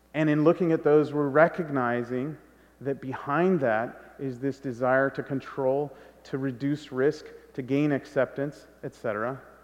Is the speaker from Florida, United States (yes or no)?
no; California, United States; I'm half Guatemalan and I grew up in California